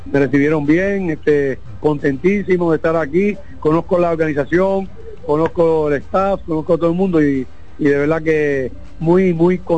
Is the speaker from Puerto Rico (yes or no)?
yes; Puerto Rico; moved away; yo soy boricua, un país que a veces empieza rivalidad.